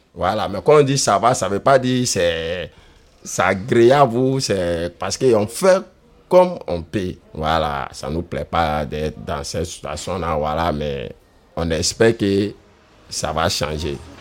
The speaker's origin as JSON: {"language": "French", "country": "Côte d’Ivoire", "moved": "yes", "lives_now": "France", "said": "Je suis un Ivoirien"}